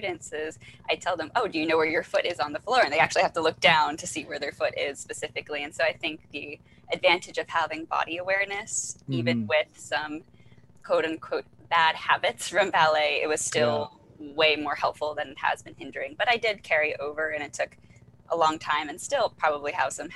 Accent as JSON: {"language": "English", "country": "Philippines", "said": "as a Filipino"}